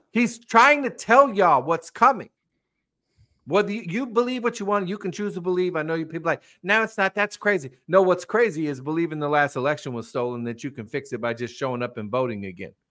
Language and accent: English; United States; as an American